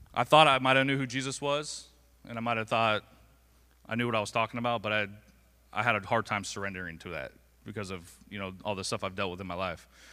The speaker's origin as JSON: {"language": "English", "town": "Englewood", "region": "Florida", "country": "United States", "tie": "born or raised there", "said": "I was born and raised right here in Englewood, Florida."}